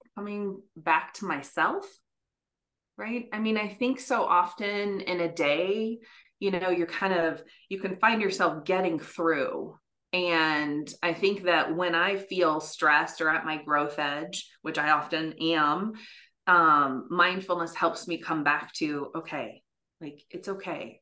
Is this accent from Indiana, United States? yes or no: yes; West Lafayette, Indiana, United States; I actually grew up in West Lafayette